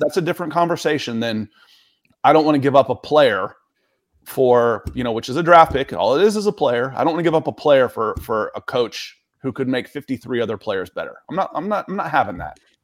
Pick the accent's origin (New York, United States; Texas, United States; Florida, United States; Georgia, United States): Georgia, United States; Atlanta; I grew up in Atlanta.